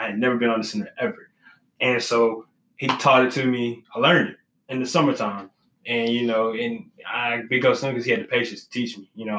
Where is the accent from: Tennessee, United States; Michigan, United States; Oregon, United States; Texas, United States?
Texas, United States; moved away; when I came from Texas, I was cocky. You know, I had been coached in Texas.